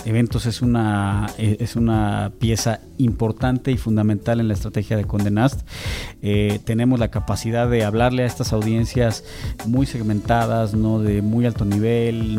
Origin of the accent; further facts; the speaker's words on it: Mexico; esta dualidad que tenemos como mexicanos